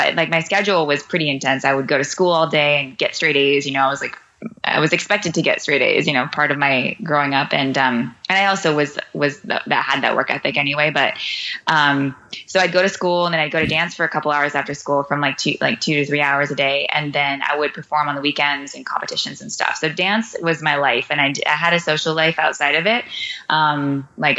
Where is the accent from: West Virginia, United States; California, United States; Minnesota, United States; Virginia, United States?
California, United States; Santa Cruz; moved away as an adult; now in Costa Rica; I grew up in Santa Cruz, California, which is this beautiful beach town in Northern California, which I'm so grateful to have been born there.